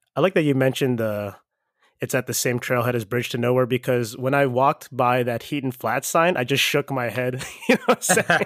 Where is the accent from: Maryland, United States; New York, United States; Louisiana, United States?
Maryland, United States; Baltimore; I'm from Baltimore